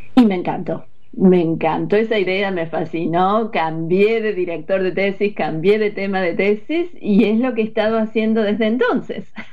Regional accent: Córdoba, Argentina; now in United States; Yo nací en Córdoba, crecí en Córdoba, en la ciudad de Córdoba

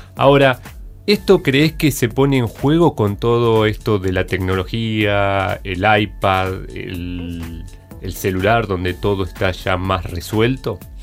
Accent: Azul, Buenos Aires Province, Argentina; de donde yo soy, nací en Azul

